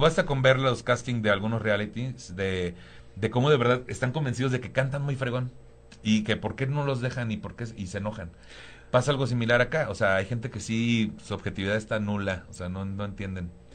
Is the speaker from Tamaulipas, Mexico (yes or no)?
yes; Tampico, Tamaulipas, Mexico; moved away as an adult; also born or lived in Cuernavaca / Cancún / Playa del Carmen; now in Mexico City, Mexico; yo soy de Tampico, Tamaulipas